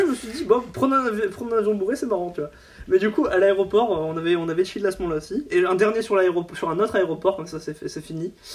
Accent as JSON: {"language": "French", "town": "Boulogne-sur-Mer", "region": "Hauts-de-France", "country": "France", "tie": "born or raised there", "said": "chez moi à Boulogne"}